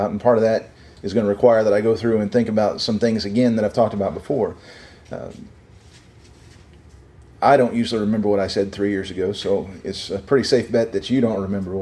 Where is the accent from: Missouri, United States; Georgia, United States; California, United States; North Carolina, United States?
Missouri, United States; I was from Missouri